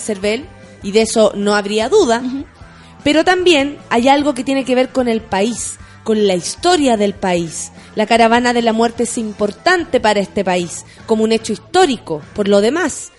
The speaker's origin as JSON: {"language": "Spanish", "country": "Chile", "said": "nosotros, como pueblo chileno"}